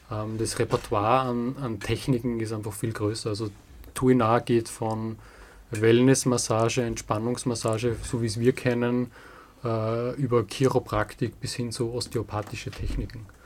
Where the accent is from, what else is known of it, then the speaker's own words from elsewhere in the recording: Ettendorf, Styria, Austria; Äh, das, ist, das wird niemand kennen, das ist äh, Ettendorf, das ist ein kleines Dorf äh, in der Nähe von Steins, das ist ein bisschen bekannter. Steins ist so 20 Kilometer südlich von Graz.